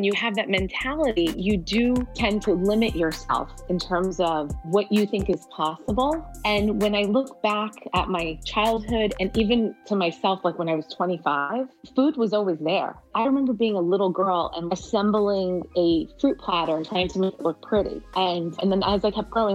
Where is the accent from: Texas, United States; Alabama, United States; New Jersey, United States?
New Jersey, United States; accent: New Jersey; first language Arabic; English is a second language; also born or lived in Middle East; I came here when I was 2